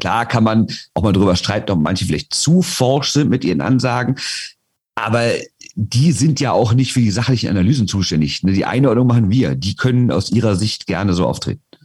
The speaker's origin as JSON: {"language": "German", "region": "Rhineland", "country": "Germany", "said": "bei uns im Rheinland"}